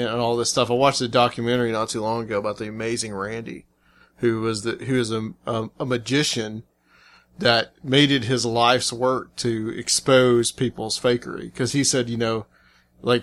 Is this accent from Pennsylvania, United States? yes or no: no; Chattanooga, Tennessee, United States; moved away as an adult; also born or lived in Atlanta; now in Nashville, United States; I'm from Chattanooga. I was born there. I lived the first 23 years of my life there before I moved to Atlanta and then later here back to Tennessee to Nashville